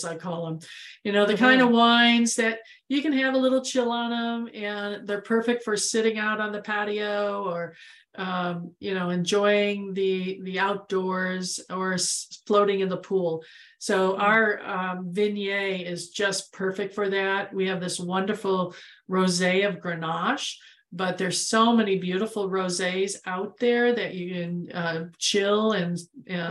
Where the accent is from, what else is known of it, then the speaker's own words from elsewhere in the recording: Midwest, United States; now in Arizona, United States; I'm from the Midwest